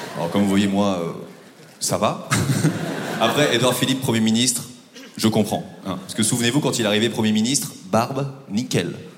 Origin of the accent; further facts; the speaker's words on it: Normandy, France; moved away; also born or lived in Paris; je viens de Normandie